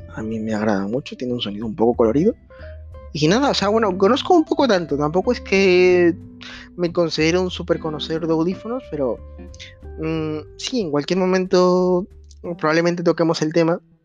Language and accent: Spanish; Peru; now in Spain; actualmente me encuentro viviendo en España, pues hay como 6 horas de diferencia con mi país natal, que es Perú